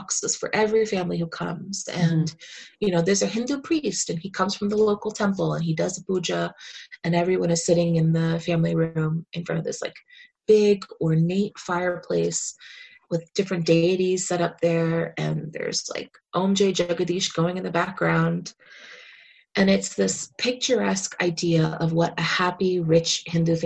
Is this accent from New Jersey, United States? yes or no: yes; New Jersey, United States; now in Philadelphia, United States; I grew up in Jersey